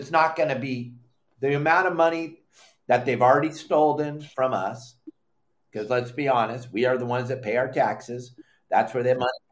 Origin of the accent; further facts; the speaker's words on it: California, United States; we grew up in California